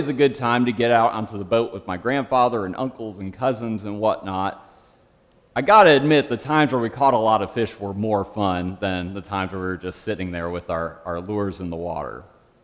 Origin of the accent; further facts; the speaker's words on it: Michigan, United States; Growing up in Michigan, I was around water a lot